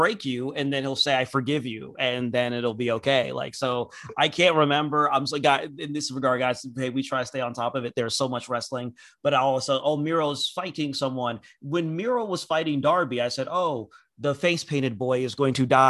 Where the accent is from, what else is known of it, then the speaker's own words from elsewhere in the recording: Nigeria; As a Nigerian